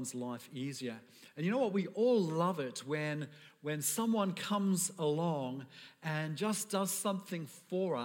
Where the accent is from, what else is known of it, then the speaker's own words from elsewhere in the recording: United Kingdom; I'm British